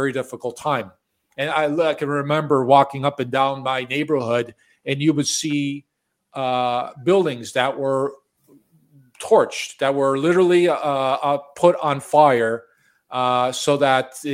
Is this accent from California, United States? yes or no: no; Chicago, Illinois, United States; moved away as an adult; also born or lived in Florida; now in Toronto, Canada; I was born and raised in Chicago